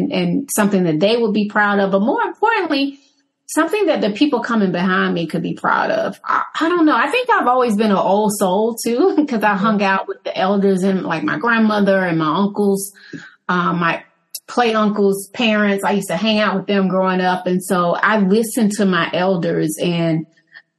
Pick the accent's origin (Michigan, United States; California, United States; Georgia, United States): Georgia, United States; Atlanta; growing up in Southwest Atlanta